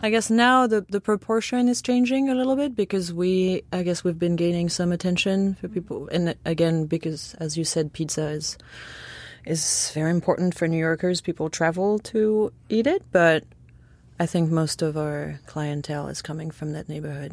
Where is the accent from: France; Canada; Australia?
France; near where Chartreuse is made, Auvergne-Rhône-Alpes; now in New York City, United States; I grew up in France and I grew up, like, right by where chartreuse